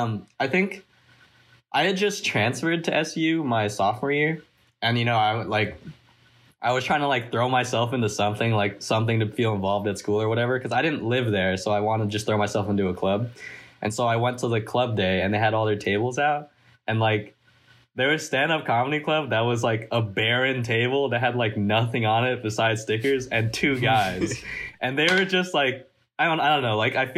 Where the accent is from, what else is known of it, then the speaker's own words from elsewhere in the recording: San Jose, California, United States; I'm the treasurer of the club, and I'm a senior, and I'm from San Jose.